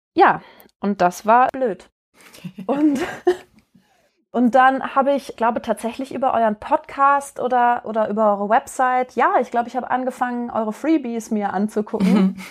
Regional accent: Duisburg, North Rhine-Westphalia, Germany; moved away; ich bin auch aus Duisburg und bin jetzt wieder zu Hause sozusagen

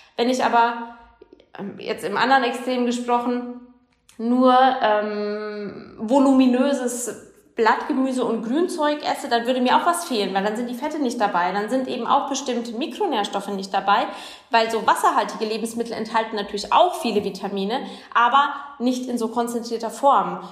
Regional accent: Germany; bei uns in Deutschland

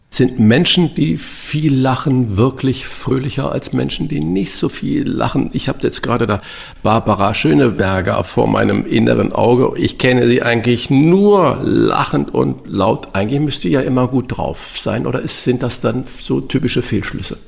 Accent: Hamburg, Germany; als Hamburger

